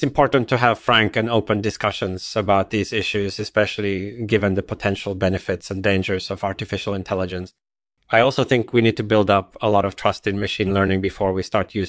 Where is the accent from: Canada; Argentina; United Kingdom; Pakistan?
United Kingdom; England; born there; I was born in England in 1963 and grew up in a relatively secular household